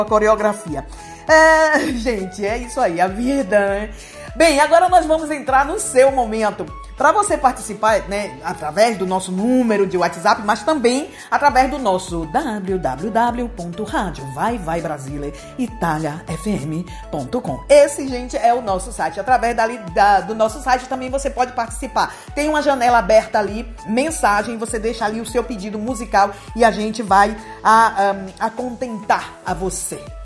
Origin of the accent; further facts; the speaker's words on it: Northeast Region, Brazil; now in Italy; eu sou nordestina com muito orgulho